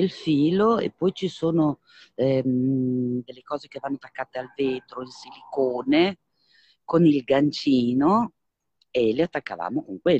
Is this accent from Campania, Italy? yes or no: no; Vignola, Emilia-Romagna, Italy; per il centro di Vignola, perché io sono di Vignola in provincia